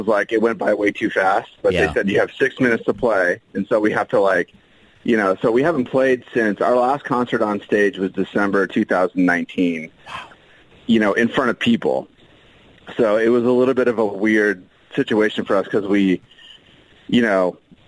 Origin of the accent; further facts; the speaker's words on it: Phoenix, Arizona, United States; growing up in Phoenix